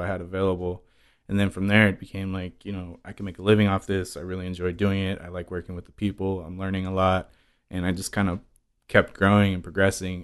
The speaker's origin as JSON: {"language": "English", "town": "San Francisco", "region": "California", "country": "United States", "tie": "born or raised there", "also_born_or_lived": "Queens, New York", "moved": "as an adult", "said": "I grew up in San Francisco until the last four years when I moved here"}